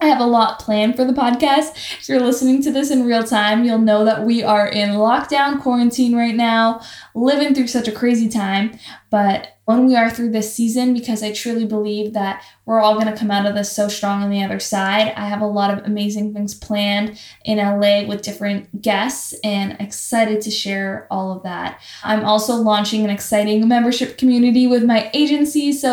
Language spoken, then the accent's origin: English; Toronto, Ontario, Canada; moved away as an adult; now in Los Angeles, United States; I'm from Toronto, Ontario, Canada